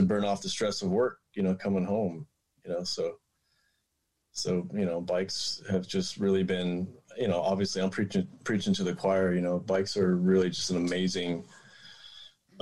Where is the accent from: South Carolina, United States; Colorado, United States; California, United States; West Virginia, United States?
Colorado, United States; outside of Denver; moved away as an adult; now in Portland, United States; I grew up in outside of Denver in Colorado